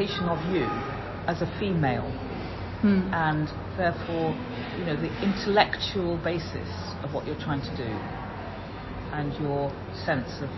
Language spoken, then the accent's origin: English; Liverpool, North West England, United Kingdom; I'm from Liverpool